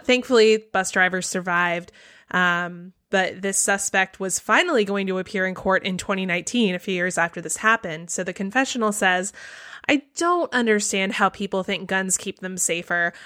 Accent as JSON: {"language": "English", "region": "the South", "country": "United States", "tie": "born or raised there", "said": "I live in the South. I grew up in the South."}